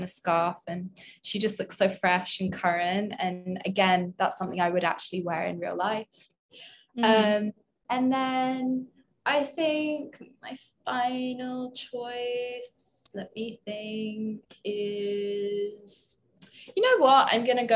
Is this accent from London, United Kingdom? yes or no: yes; London, United Kingdom; moved away as an adult; now in New York, United States; I'm British. So I obviously grew up with some of like these trends